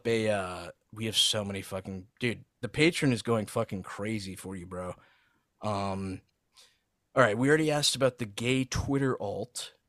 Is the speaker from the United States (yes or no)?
no; Saudi Arabia; growing up in Saudi and having a ton of Lebanese friends